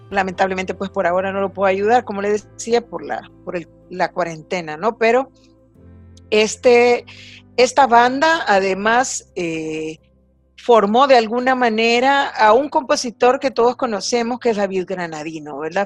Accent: El Salvador; como todos salvadoreños conocemos

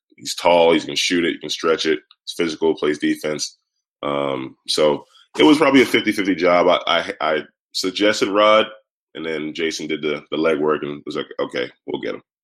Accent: New York City, New York, United States; growing up in Brooklyn

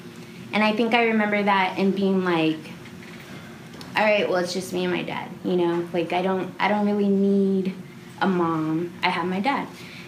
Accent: San Antonio, Texas, United States; growing up in San Antonio or South Texas

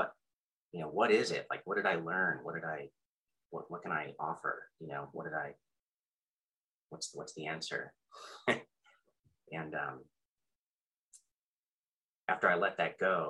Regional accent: Austin, Texas, United States; I'm from Austin, and only child

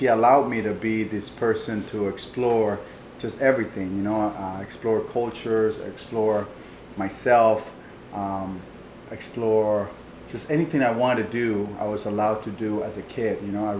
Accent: Panama; moved away; I was born in Panama

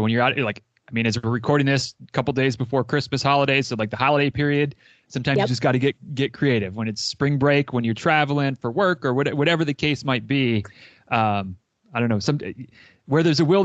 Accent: Northern Michigan, United States; now in Florida, United States; I grew up in Northern Michigan

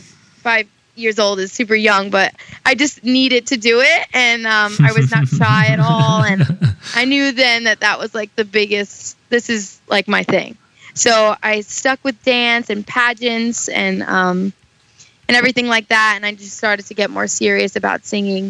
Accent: New York City, New York, United States; I was born and raised in Staten Island, New York

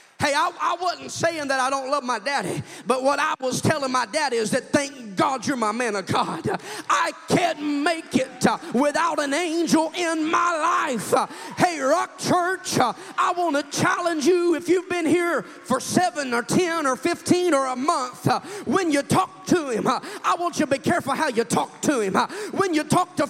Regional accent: Kansas, United States; I'm from Kansas and I'm a hillbilly.

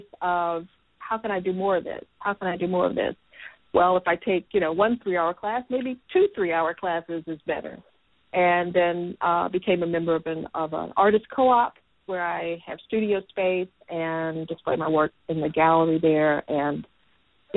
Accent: Nashville, Tennessee, United States; I grew up in a very creative environment. Here in Nashville, I grew up on Fisk University campus.

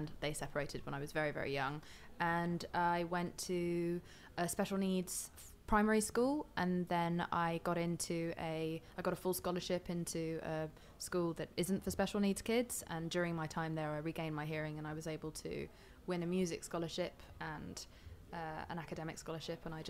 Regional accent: London, United Kingdom; I was born in London

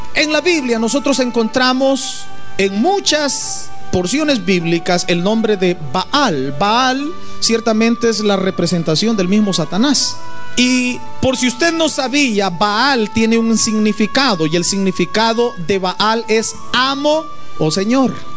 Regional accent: El Salvador; now in United States; En mi país, por ejemplo, en El Salvador

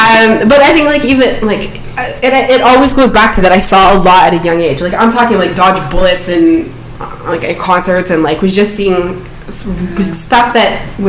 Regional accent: Toronto, Ontario, Canada; I'm from Toronto. I want to work in hip-hop.

